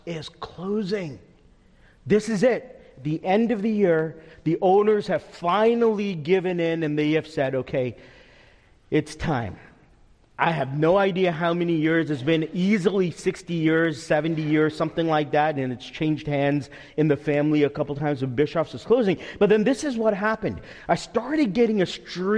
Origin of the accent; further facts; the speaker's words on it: Teaneck, New Jersey, United States; When I was growing up in Teaneck, New Jersey, 15 minutes outside of New York City